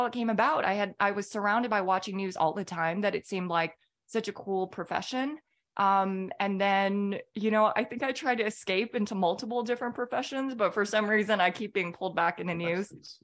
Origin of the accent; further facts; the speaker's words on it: California, United States; moved away as an adult; also born or lived in Minneapolis, Minnesota; now in Atlanta, United States; I grew up in California